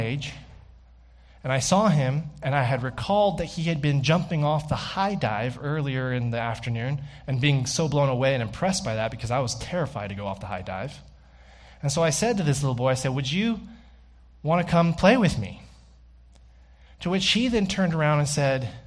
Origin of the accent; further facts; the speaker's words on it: the South, United States; also born or lived in Austin, Texas; now in Canada; I grew up in the South